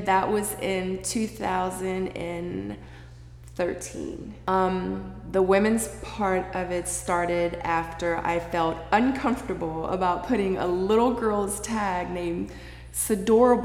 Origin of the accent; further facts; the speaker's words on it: Seoul, South Korea; moved away; I was born in Seoul, Korea a long time ago.